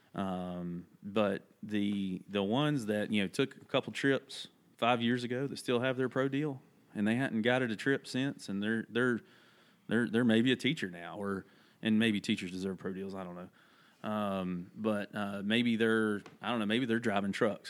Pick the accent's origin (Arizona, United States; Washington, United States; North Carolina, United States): North Carolina, United States; Holly Grove; I grew up in this place called Davidson County. Uh, a lot of people might have heard of Thomasville, North Carolina, where the furniture is made. Uh, grew up in that that area, little little community called Holly Grove